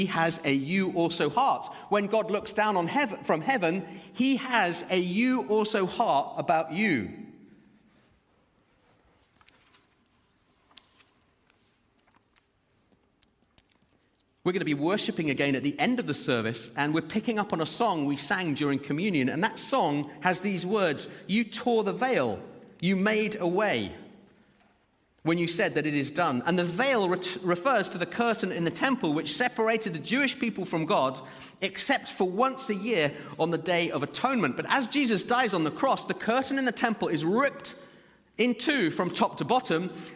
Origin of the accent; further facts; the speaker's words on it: Zimbabwe; now in Birmingham, United Kingdom; I was born in Zimbabwe